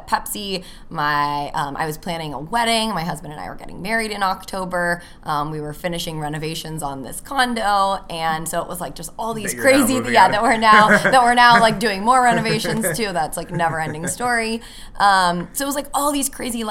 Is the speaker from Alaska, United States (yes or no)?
no; California, United States; moved away as an adult; now in Chicago, United States; I'm from California. I moved to Chicago after I graduated college almost 6 years ago